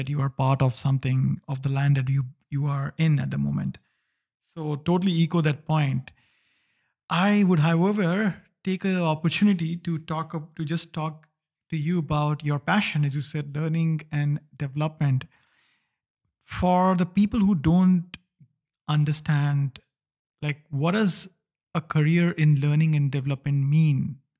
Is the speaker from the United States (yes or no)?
no; India; moved away as an adult; also born or lived in East Asia; now in Berlin, Germany; I moved out 2012, I would say, also out of India. So I come from India, lived in the East Asia for 5 years, and then moved to Berlin.